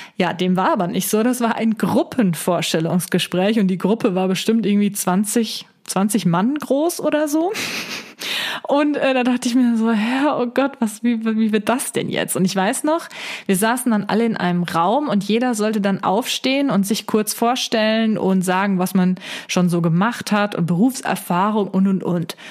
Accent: Siegen, North Rhine-Westphalia, Germany; also born or lived in Wuppertal; bin ich zuerst in die Uni Siegen gegangen und ähm, weil die halt äh, in meiner Heimat ist.

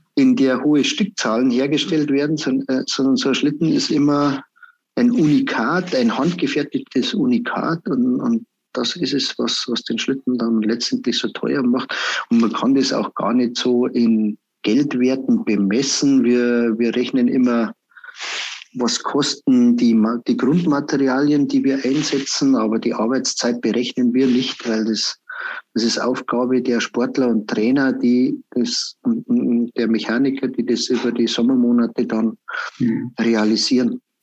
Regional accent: Berchtesgaden, Bavaria, Germany; bei uns in Berchtesgaden

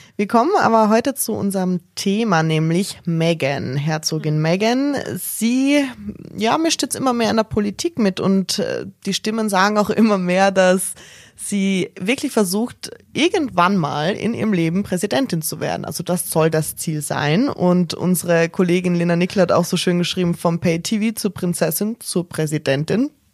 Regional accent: Styria, Austria; Als Österreicherin

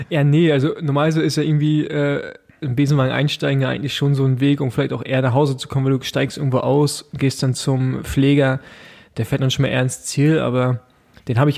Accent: East Germany, Germany; Ich bin Ossi, Mann.

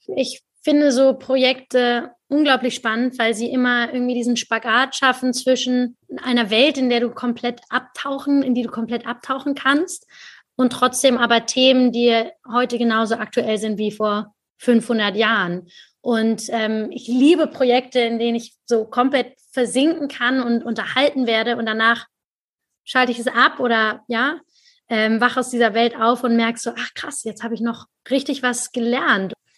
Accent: Germany; ich als Deutsche

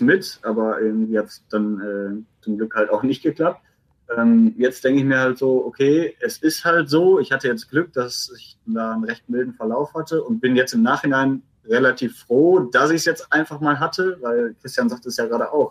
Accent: Essen, North Rhine-Westphalia, Germany; ich als Essener

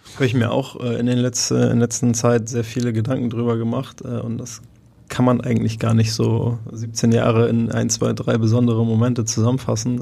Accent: Hamburg, Germany; Ich äh, freue mich sehr, meine, meine ganze Karriere über hier in Hamburg gespielt zu haben, Freunde und Familie um die Ecke

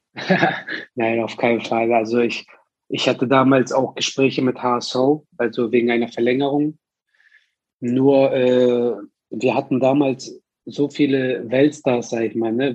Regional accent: Hamburg, Germany; moved away as an adult; also born or lived in Berlin / Turkey; ich bin aus Hamburg, ich komme aus, äh, ich bin geboren in St. Pauli, äh, zehn Jahre da gelebt

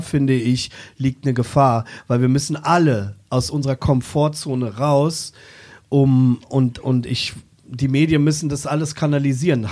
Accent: Braunschweig, Lower Saxony, Germany; moved away; die Weststadt, zu der Zeit, wo ich aufgewachsen bin

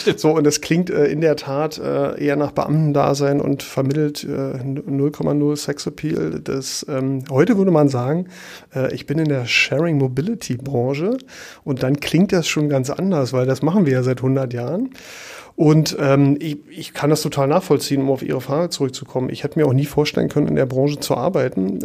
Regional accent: Berlin, Germany; moved away as an adult; also born or lived in Paris; now in Hamburg, Germany; ich bin ja in Ostberlin geboren

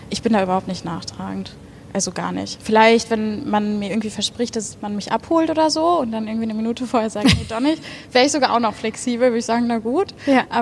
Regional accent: Bochum, North Rhine-Westphalia, Germany; also born or lived in Hattingen; Aber sonst in Bochum zur Schule gegangen, aufgewachsen.

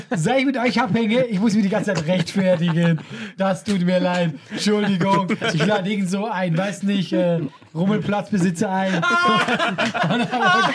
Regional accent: Switzerland; Und ich bin ja auch Schweizer.

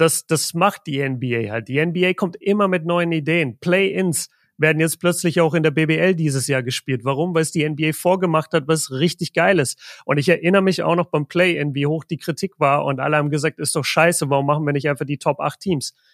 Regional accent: Nuremberg, Bavaria, Germany; bei uns in Nürnberg

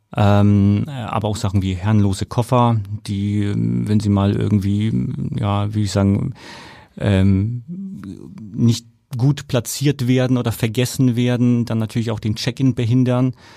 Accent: Nuremberg, Bavaria, Germany; accent: rolling R; moved away; damals in Nürnberg, ich komme aus Nürnberg.

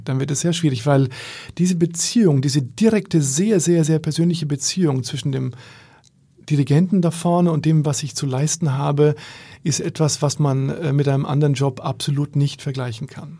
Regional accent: Bamberg, Bavaria, Germany; moved away as an adult; now in Berlin, Germany; in Bamberg, in meiner Heimat

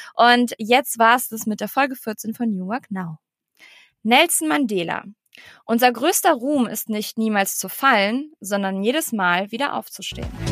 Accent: Eschweiler, North Rhine-Westphalia, Germany; moved away; nach Eschweiler gefahren in mein in meiner Heimatstadt

